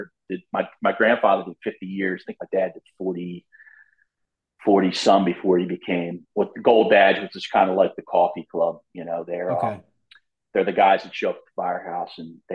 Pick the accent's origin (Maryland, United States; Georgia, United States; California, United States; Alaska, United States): Maryland, United States; Ocean City; also born or lived in Washington, D.C. / Baltimore; I grew up in Ocean City, Maryland, third generation firefighter in the Ocean City Volunteer Fire Company